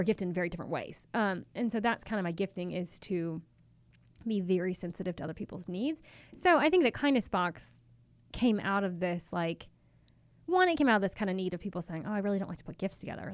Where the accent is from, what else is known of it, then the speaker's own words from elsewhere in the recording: Chapel Hill, North Carolina, United States; I actually grew up in Chapel Hill, uh, North Carolina